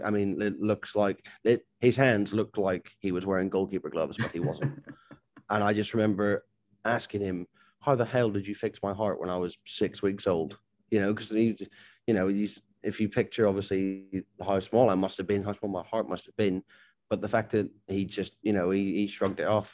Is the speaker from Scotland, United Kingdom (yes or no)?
no; Northern Ireland, United Kingdom; moved away as an adult; also born or lived in Portsmouth; growing up in Ireland